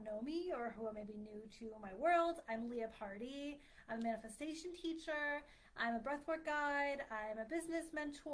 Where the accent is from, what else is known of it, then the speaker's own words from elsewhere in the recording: Philadelphia, Pennsylvania, United States; moved away; I'm from the Philly area